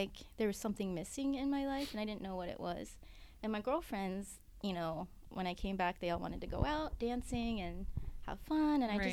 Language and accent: English; Olympia, Washington, United States; I'm from Olympia, Washington